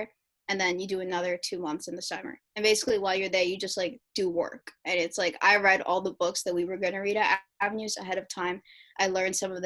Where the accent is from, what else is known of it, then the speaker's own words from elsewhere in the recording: New York City, New York, United States; I grew up in the Lower East Side, which was predominantly Latinx and Black.